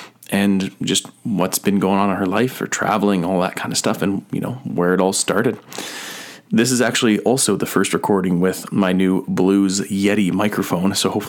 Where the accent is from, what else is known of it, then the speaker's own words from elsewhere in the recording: Grimshaw, Alberta, Canada; And now they're in Peace River, not too far away from my hometown of Grimshaw.